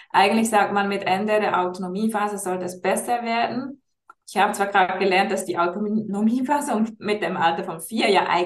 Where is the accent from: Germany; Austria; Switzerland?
Switzerland; Ich bin aus der Schweiz